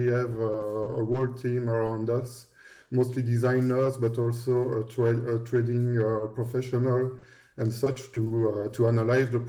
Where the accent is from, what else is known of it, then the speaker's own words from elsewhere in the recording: Belgium; English is a second language; I was working for the government here in Belgium, because we're both from Belgium